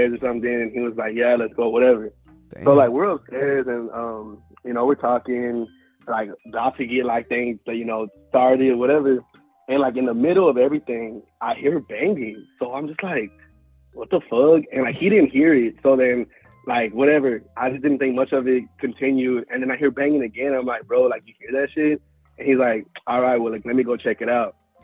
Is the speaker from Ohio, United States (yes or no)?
no; Houston, Texas, United States; I'm from Houston. So, like, Houston's so big